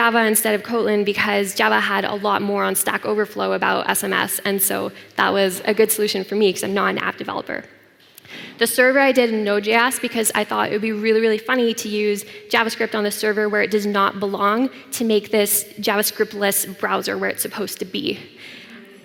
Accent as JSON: {"language": "English", "country": "Canada", "said": "I come from Canada"}